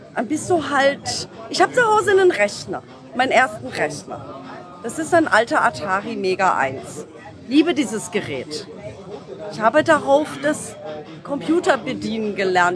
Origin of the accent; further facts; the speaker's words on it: Düsseldorf, North Rhine-Westphalia, Germany; ich komme aus Düsseldorf